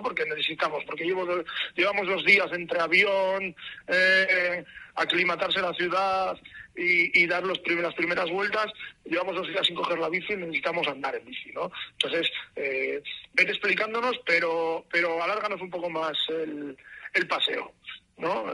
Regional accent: Bilbao, Basque Country, Spain; vivimos bueno, vivimos, somos de Bilbao

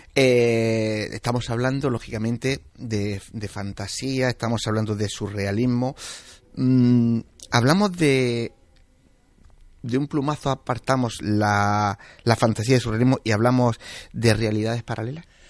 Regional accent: Region of Murcia, Spain; yo soy murciano

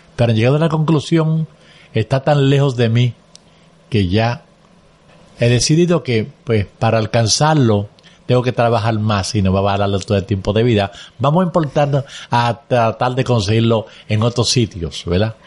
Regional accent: Caguas, Puerto Rico; also born or lived in Aguas Buenas, Puerto Rico; no habíamos jugado a Caguas. Y allá, pues, de allá salí yo hacia el seminario

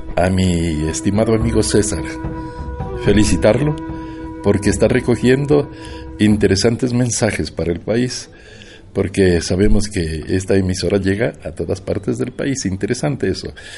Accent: Carchi, Ecuador; now in Atacames, Ecuador; Y vengo de Atacames, pero soy de la provincia del Carchi, allá nací. Pero en Atacames he hecho mi vida como profesor. durante cuarenta años

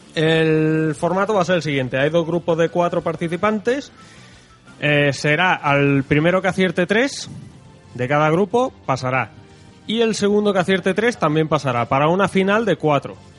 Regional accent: Spain; somos los españoles

